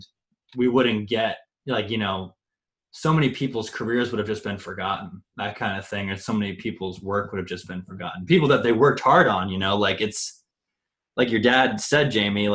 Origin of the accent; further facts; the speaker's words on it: Missouri, United States; now in East Coast, United States; we all grew up. Nathan lived in Iowa and Missouri, and I lived in Missouri